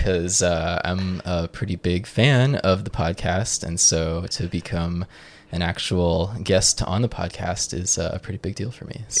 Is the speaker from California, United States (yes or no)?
yes; Joshua Tree, California, United States; Yeah, so I'm from Joshua Tree, California.